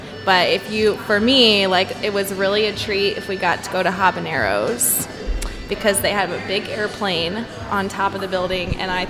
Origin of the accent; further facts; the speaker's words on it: Lee's Summit, Missouri, United States; I'm from Lee's Summit.